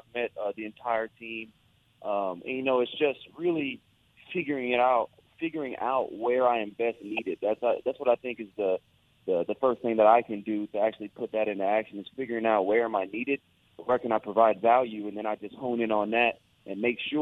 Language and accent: English; Houston, Texas, United States; my hometown university